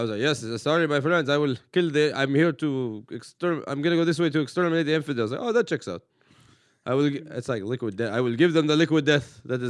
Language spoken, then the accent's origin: English; Woodland Hills, California, United States; I grew up like in Woodland Hills and the poorest part of Woodland Hills where it's almost Canoga Park.